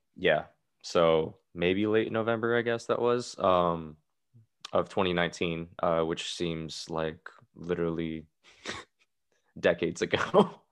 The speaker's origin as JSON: {"language": "English", "town": "Seattle", "region": "Washington", "country": "United States", "tie": "born or raised there", "said": "I grew up in the Seattle area. Um, I've grown up here all my life"}